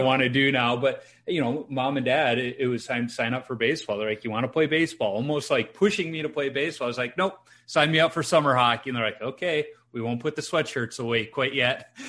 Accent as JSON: {"language": "English", "town": "Chicago", "region": "Illinois", "country": "United States", "tie": "born or raised there", "said": "growing up in Chicago and being a Hawks fan"}